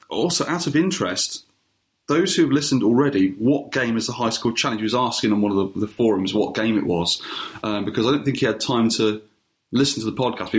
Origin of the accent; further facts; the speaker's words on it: United Kingdom; We're very British.